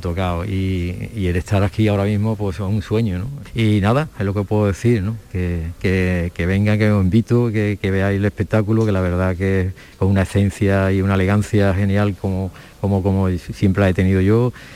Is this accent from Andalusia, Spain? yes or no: yes; Alcalá de Guadaíra, Andalusia, Spain; yo he nacido allí y me he criado allí